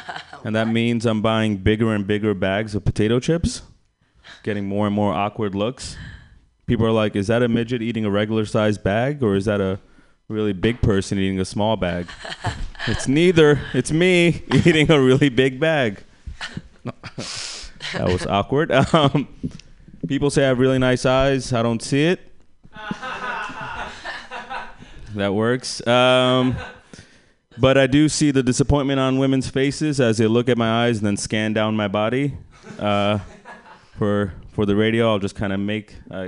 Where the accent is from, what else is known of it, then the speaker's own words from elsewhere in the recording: India; I'm Indian. My parents encouraged a lot of competition when I was younger.